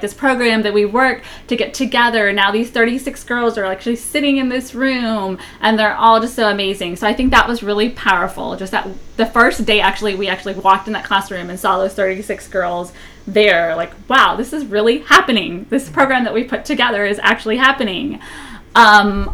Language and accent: English; New Orleans, Louisiana, United States; I was born in New Orleans